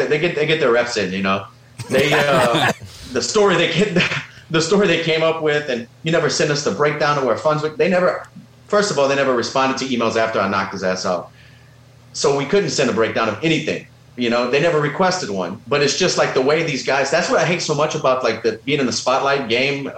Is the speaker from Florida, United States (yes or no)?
no; Louisiana, United States; we're both from Louisiana